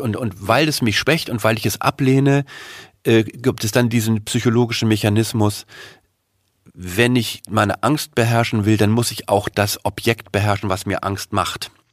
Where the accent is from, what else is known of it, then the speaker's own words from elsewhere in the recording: Germany; uns als Deutsche